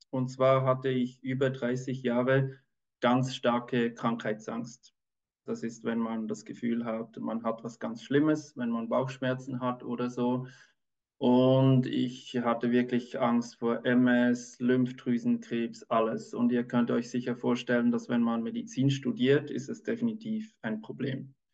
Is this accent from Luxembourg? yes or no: no; Switzerland; ich bin Kinderarzt, ich bin aus der Schweiz